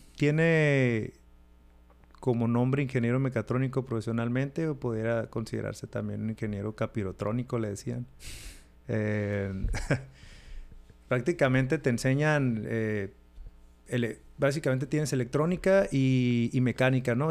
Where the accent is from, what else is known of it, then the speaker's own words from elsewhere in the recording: Mexicali, Baja California, Mexico; now in United States; Soy de, Mexicali, Baja California, la ciudad de los mejores tacos del mundo.